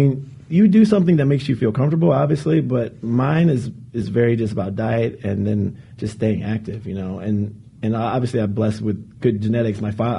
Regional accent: Charlotte, North Carolina, United States; My hometown. I mean, you'll love the people of Charlotte. They'll greet you with open arms. Southern hospitality.

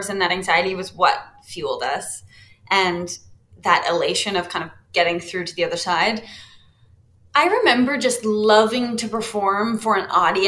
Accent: London, Ontario, Canada; I grew up in London

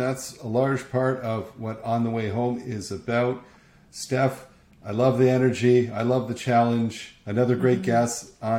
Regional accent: Canada; just to prove I'm Canadian

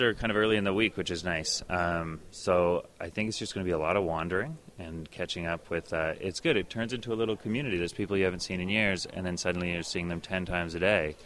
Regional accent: Northwest Territories, Canada; I lived in the Northwest Territories for a while growing up

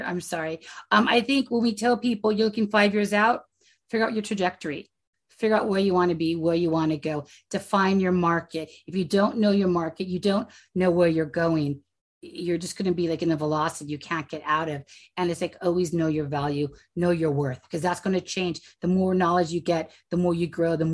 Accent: California, United States; I'm from California.

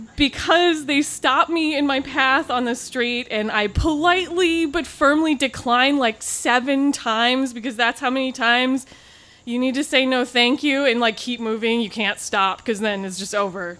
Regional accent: Pacific Northwest, United States; I grew up in the Pacific Northwest

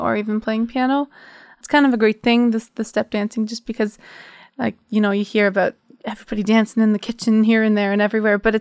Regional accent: Canada; moved away as an adult; now in Limerick, Ireland; I grew up in Canada. I've only been living in Ireland for like 2 years

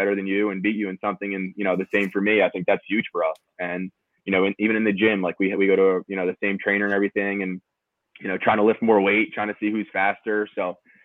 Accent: Pennsylvania, United States; Being a Pennsylvania kid

